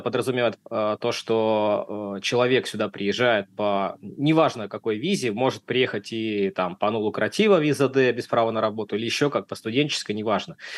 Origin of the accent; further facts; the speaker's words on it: Saint Petersburg, Russia; moved away as an adult; now in Valencia, Spain; я из города Санкт-Петербурга, Россия